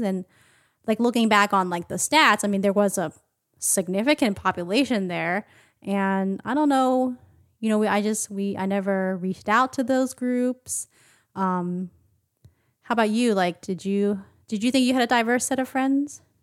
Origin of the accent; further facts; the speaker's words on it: Philadelphia, Pennsylvania, United States; also born or lived in Upper Darby / Taiwan; our combined and separate experience growing up in Philadelphia, um, and, and Upper Darby, a suburb of Philadelphia